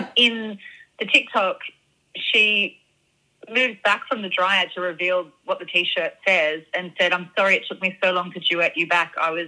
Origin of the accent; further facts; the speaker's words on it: Australia; you know, she's Canadian, I'm Australian.